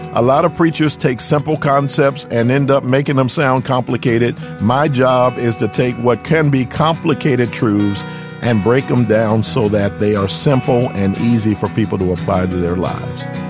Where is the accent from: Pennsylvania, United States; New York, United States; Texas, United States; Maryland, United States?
Pennsylvania, United States; Philadelphia; moved away as an adult; also born or lived in California; now in Fremont, United States; I'm born and raised in Philadelphia, PA, Spent my first 31 years there